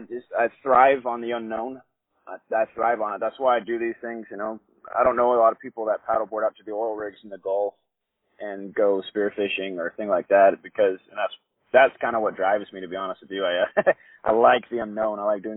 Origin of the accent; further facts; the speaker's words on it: Nicaragua; moved away; Like I said, I grew up in Nicaragua. I grew up just literally adventuring was our job down there